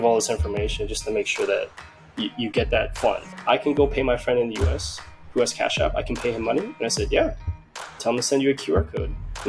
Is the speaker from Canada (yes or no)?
yes; Canada; also born or lived in Vietnam; I'm from Canada